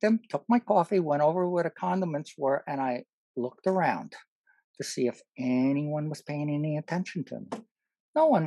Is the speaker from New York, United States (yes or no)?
yes; New York, United States; I grew up in New York. When I was even in college in New York